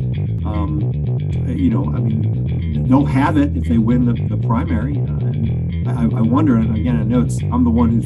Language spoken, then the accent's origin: English; Cincinnati, Ohio, United States; I'm a native West Sider